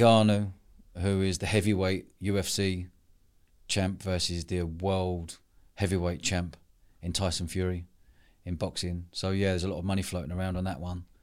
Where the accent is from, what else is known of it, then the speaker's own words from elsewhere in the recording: London, United Kingdom; moved away as an adult; growing up, I spent most of my life in London until moving down here